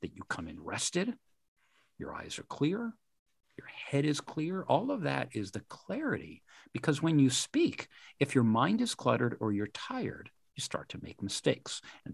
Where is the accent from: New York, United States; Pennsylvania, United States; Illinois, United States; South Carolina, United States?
New York, United States; West Point; I had the good fortune of growing up on a military reservation. I grew up in West Point.